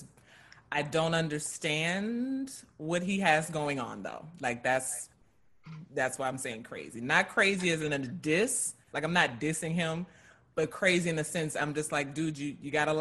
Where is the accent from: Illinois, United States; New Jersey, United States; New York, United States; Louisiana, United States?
Louisiana, United States; I'm from Louisiana